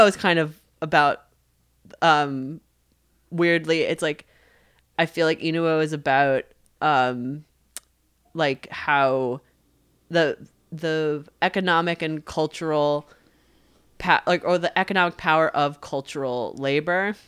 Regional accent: New York, United States; I was raised culturally Jewish growing up in New York

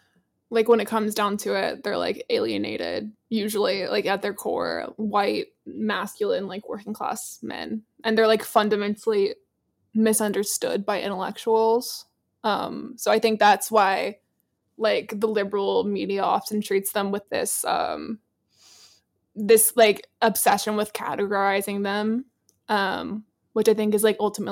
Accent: South Carolina, United States; Yeah, I'm actually from South Carolina, like born and raised.

